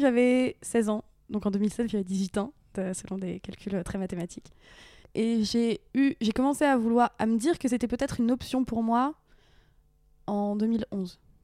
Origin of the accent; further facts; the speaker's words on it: Bichancourt, Hauts-de-France, France; moved away; j'ai grandi en Picardie, dans un petit village